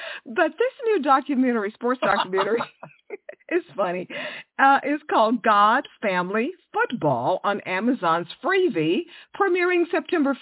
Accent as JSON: {"language": "English", "town": "Houston", "region": "Texas", "country": "United States", "tie": "born or raised there", "moved": "yes", "said": "I grew up in Houston."}